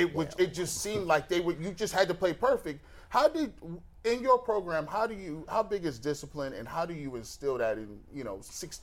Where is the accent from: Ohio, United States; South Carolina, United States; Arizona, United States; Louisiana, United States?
Ohio, United States; Canton; growing up in Canton